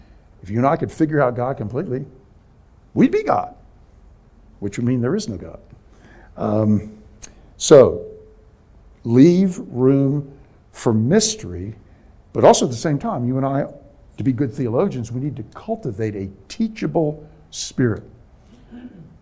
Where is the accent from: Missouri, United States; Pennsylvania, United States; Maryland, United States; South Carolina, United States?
Maryland, United States; Bethesda; moved away; my hometown, Bethesda, Maryland